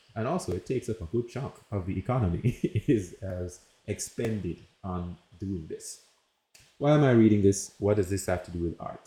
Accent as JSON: {"language": "English", "country": "Jamaica", "tie": "born or raised there", "also_born_or_lived": "United States", "moved": "as an adult", "said": "I'm from Jamaica and raised there, lived there, and then I moved to the United States for college"}